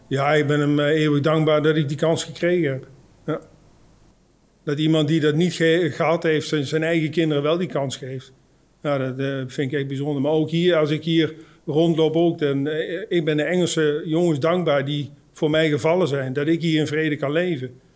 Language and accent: Dutch; Oosterbeek, Gelderland, Netherlands; moved away; uit Oosterbeek. Uh, ik woon inmiddels niet meer in Oosterbeek